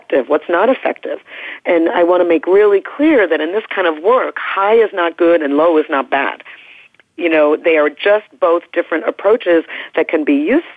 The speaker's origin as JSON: {"language": "English", "region": "New York", "country": "United States", "also_born_or_lived": "Oregon", "moved": "yes", "said": "I'm from New York originally, and so I am socially conditioned for sort of higher status behavior in terms of the norm there. And when I moved out west to Oregon"}